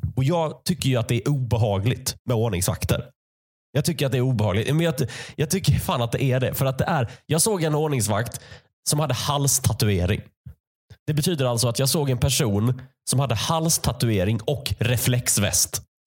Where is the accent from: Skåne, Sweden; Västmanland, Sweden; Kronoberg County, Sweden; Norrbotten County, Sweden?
Skåne, Sweden; Malmö; moved away; Jag växte upp i Malmö